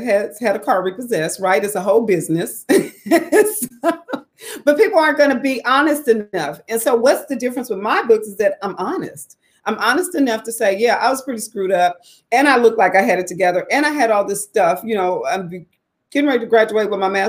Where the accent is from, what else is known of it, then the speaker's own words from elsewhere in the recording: Tulsa, Oklahoma, United States; moved away as an adult; also born or lived in Atlanta / Phoenix / Dallas; I'm living back in my hometown of Tulsa, Oklahoma